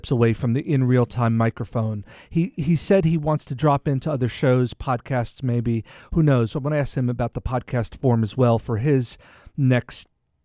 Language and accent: English; New York, United States; growing up in New York